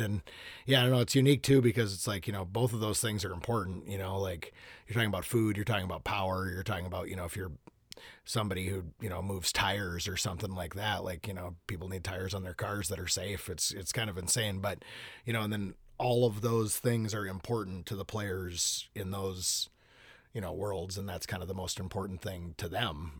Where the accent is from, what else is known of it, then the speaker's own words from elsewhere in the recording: Hopkins, Minnesota, United States; I grew up in Hopkins, Minnesota. Um, Yep, lived in Minnesota my entire life